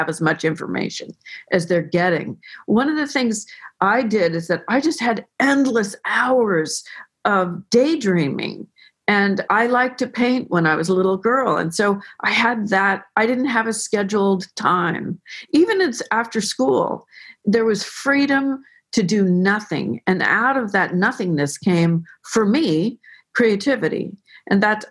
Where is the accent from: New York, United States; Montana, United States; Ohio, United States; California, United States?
California, United States; Tiburon; born or raised there